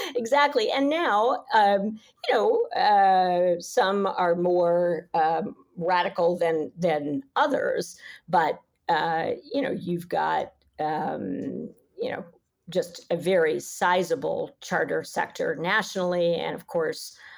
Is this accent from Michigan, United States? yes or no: no; New York City, New York, United States; I'm a New Yorker and I love this city